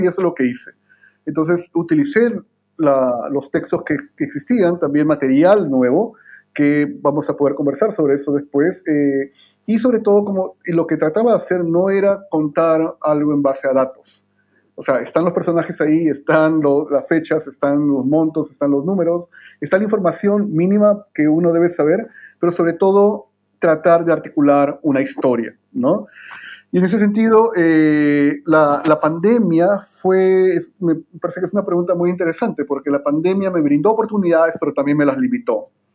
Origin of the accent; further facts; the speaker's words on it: Lima, Peru; moved away as an adult; also born or lived in California / Connecticut / Ithaca, New York; now in Santiago, Chile; yo soy eh, peruano de nacimiento en Lima, mis padres son migrantes de Ancash eh, y viví por mucho tiempo en, Lima, hice el pregrado y estudié ahí también